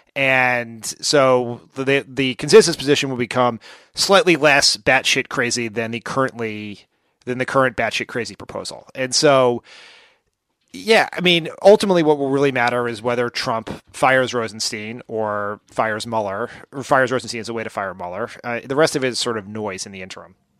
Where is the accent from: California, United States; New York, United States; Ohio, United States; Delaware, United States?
Delaware, United States; my home state of Delaware